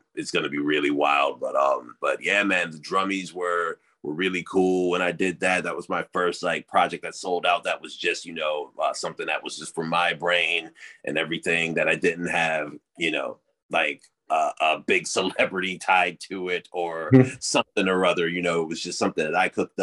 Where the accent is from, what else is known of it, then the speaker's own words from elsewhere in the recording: United States; growing up in America